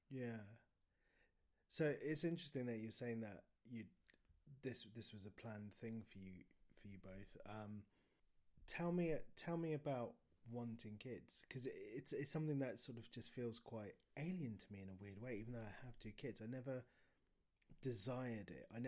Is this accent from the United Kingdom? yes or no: yes; United Kingdom; I think there's an element of being British that means the longer you are a parent, the more you have to do that thing where you think it's the worst.